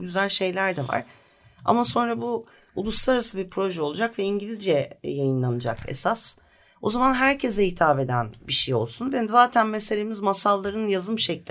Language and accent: Turkish; Bursa, Turkey; also born or lived in Leverkusen, Germany; Ama sonra Bursa'ya gelmişiz. Ben 4 yaşındayken falan Bursa'da büyüdüm. Bursalıyım